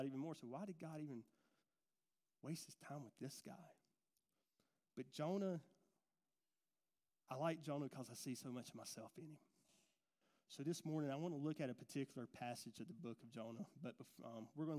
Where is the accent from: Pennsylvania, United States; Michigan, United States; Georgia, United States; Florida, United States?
Georgia, United States; Gordon; we come from Gordon. I grew up, we both grew up in Gordon First Baptist Church